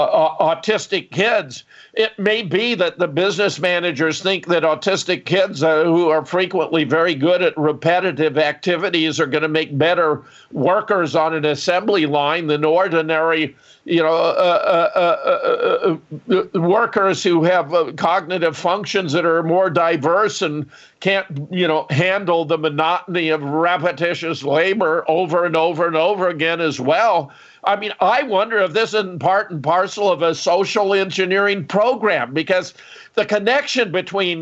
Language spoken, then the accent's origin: English; Pasadena, California, United States; I was born in California. I was born in Pasadena. I grew up in Southern California